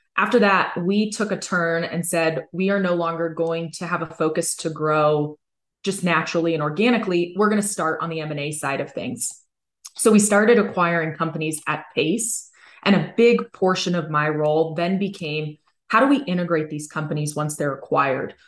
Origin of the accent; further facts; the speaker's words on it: Hayward, California, United States; I grew up in California. I was born in Hayward and I was raised in the Bay Area